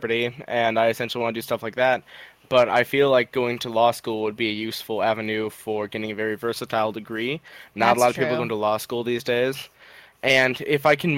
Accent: Illinois, United States; I'm from Illinois.

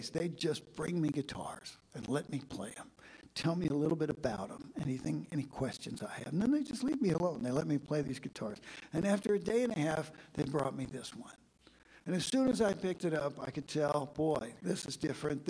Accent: Kansas, United States; I'm from Kansas.

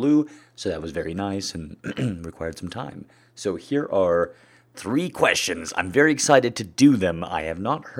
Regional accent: American Southwest, United States; I grew up in the American Southwest. That's where I'm at now.

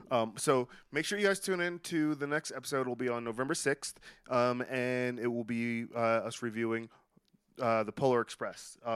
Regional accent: Palm Coast, Florida, United States; I'm from Palm Coast. I lived in Brooklyn for that long.

